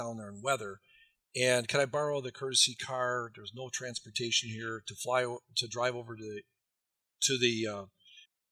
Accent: Wisconsin, United States; I'm from Wisconsin

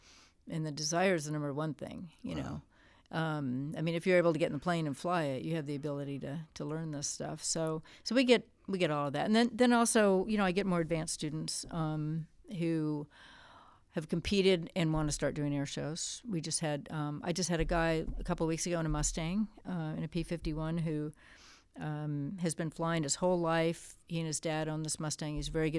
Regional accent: Japan; growing up in Japan from a young age, it was pretty unusual to see this American kid running around the streets. And we had a lot of freedom there because it's very, very safe. So I was taking public transportation, from the age of 10.

